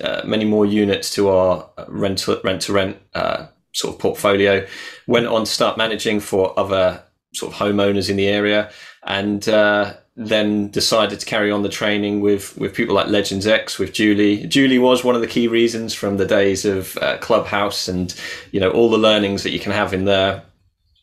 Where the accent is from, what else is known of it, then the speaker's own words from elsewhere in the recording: Norwich, East of England, United Kingdom; I am from Norwich in the UK.